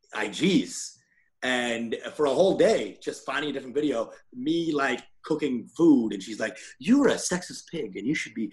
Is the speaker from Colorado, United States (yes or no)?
no; Dallas, Texas, United States; moved away; Dallas, Texas.